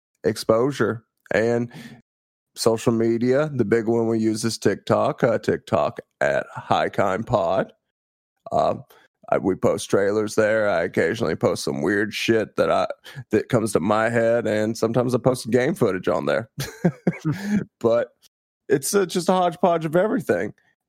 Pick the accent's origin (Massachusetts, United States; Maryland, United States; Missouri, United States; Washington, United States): Missouri, United States; I think I'm allowed to insult my home state as much as possible, and I do not regret the things I've said about Missouri.